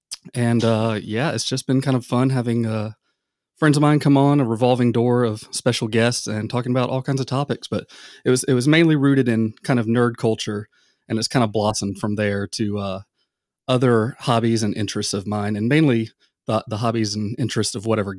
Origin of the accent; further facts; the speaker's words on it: the South, United States; I mean, I grew up in the South, and near I guess you could say the outdoors.